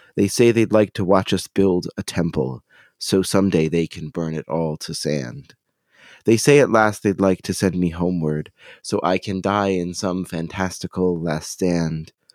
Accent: United States; me as an American Jew

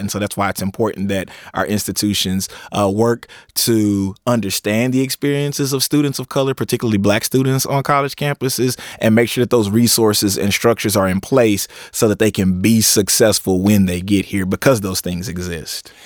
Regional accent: East Texas, United States; growing up in East Texas

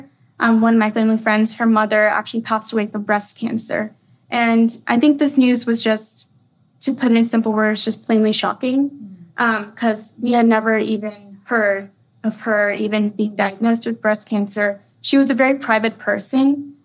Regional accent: Austin, Texas, United States; also born or lived in Minnesota; I'm right here from Austin, Texas.

